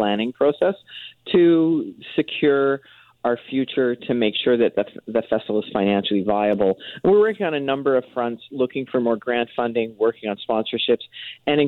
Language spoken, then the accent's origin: English; Ireland; now in Vancouver, Canada; Being Irish